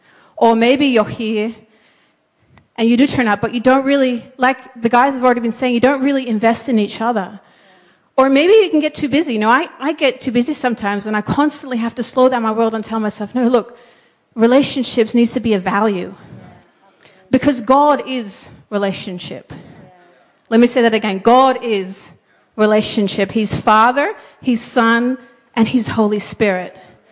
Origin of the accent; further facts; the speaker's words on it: Papua New Guinea; What most of you guys might not know is I grew up in Papua New Guinea as a missionary kid.